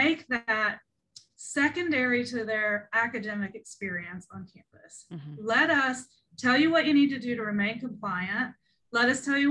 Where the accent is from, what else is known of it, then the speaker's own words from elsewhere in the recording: Ohio River Valley, West Virginia, United States; I grew up in a really rural area in Appalachia. I'm from West Virginia, over in the Ohio River Valley area